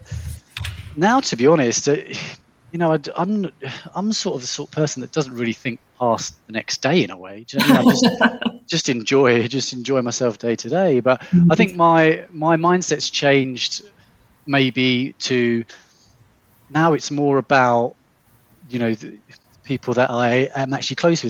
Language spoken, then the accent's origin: English; England, United Kingdom; also born or lived in London; I'm English